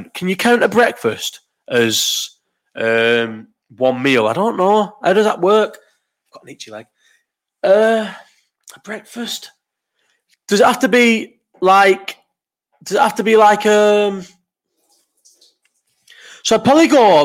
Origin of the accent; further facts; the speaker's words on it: Bolton, North West England, United Kingdom; also born or lived in Farnborough, Kent; I was born in Farnborough in Kent and moved to Bolton, where, as I've said numerous times, there wasn't another black family in the whole of Bolton until I was 15, 16